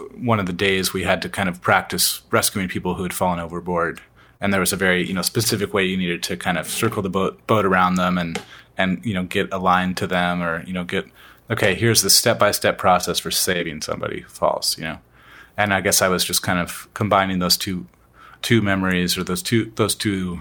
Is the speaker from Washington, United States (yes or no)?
yes; Washington, United States; our experience in Washington, growing up in Washington with the ocean